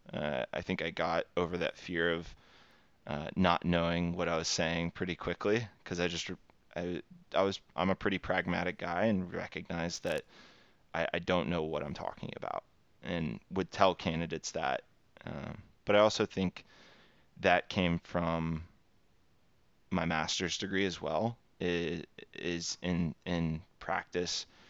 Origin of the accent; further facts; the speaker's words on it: Texas, United States; born and raised in Texas, uh, U S, and then, um, have stayed here my entire life